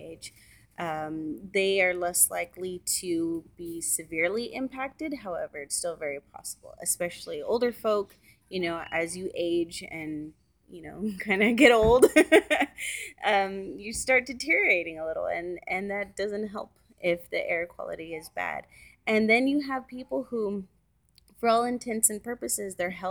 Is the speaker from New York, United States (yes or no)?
no; Central Valley, California, United States; also born or lived in Korea; I grew up in the Central Valley.